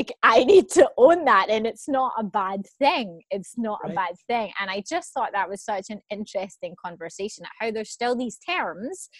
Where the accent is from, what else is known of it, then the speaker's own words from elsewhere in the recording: Scotland, United Kingdom; I'm Scottish